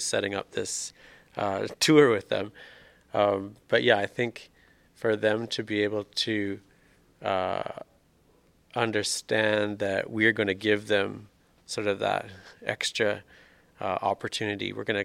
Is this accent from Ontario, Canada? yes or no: no; Swift Current, Saskatchewan, Canada; moved away as an adult; now in Saskatoon, Canada; I grew up in Swift Current